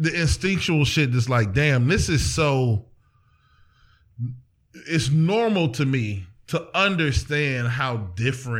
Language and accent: English; East Cleveland, Ohio, United States; also born or lived in Erie, Pennsylvania; I was straight from East Cleveland to Erie